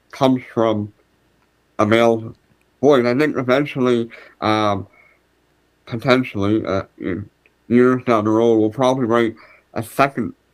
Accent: Canada; I'm a Canadian

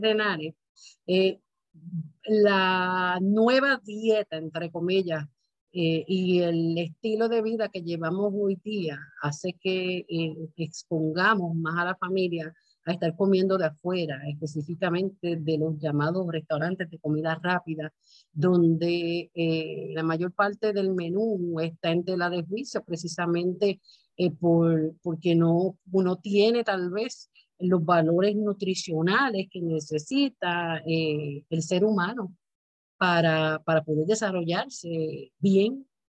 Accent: Puerto Rico; es algo ya de nosotros como puertorriqueños

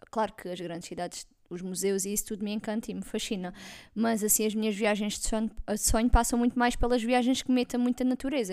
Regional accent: Alentejo, Portugal; accent: Alentejano; tenho assim um sotaque alentejano, porque sou alentejana

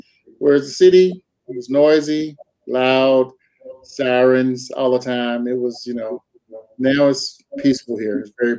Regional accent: North Carolina, United States; moved away as an adult; now in Twin Falls, United States; Grew up in North Carolina most of my life. Met my wife in North Carolina.

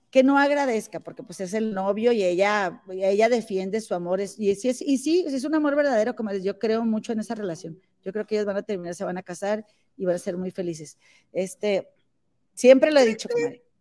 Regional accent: Monterrey, Nuevo León, Mexico; porque soy de Monterrey.

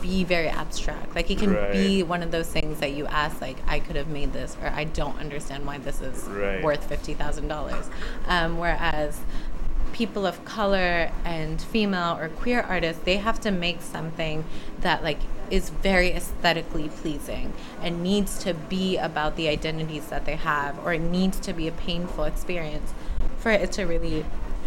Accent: United States; accent: American; also born or lived in Missouri / South Africa; have an American accent

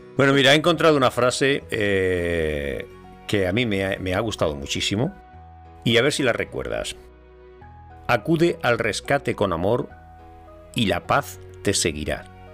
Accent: Andalusia, Spain; yo soy andaluz

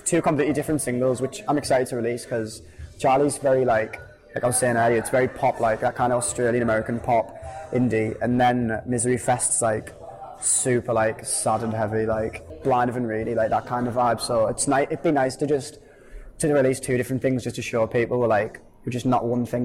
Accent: Hartlepool, North East England, United Kingdom; we're a band from Hartlepool.

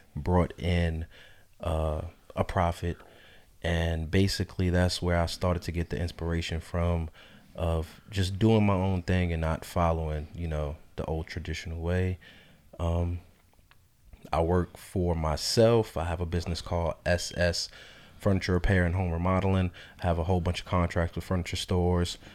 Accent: North Carolina, United States; also born or lived in New York; I was born in New York, uh, raised in North Carolina

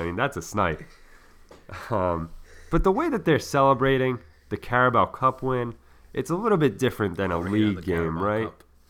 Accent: United States

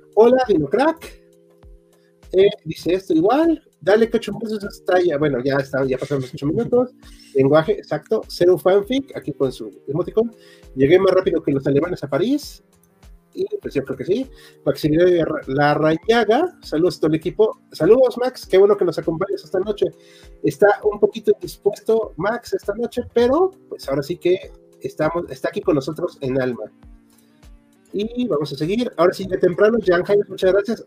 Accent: Mexico City, Mexico; casi todos somos de Chilangolandia o Ciudad de México

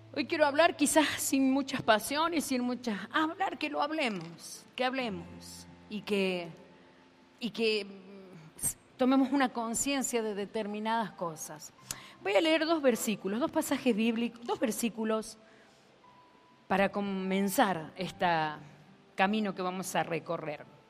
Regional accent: Argentina; soy argentina

